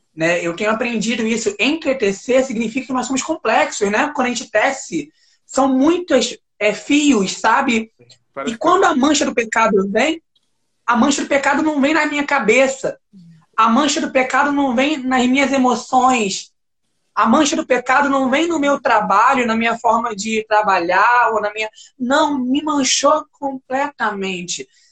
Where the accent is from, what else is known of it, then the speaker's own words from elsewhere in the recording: Brazil; Eu sou brasileiro, nunca saí sair daí